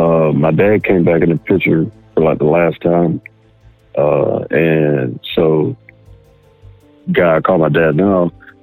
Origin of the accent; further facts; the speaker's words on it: Wyoming, United States; born there; Well, I'll start off saying that I was born in Wyoming, in a different state here in the States.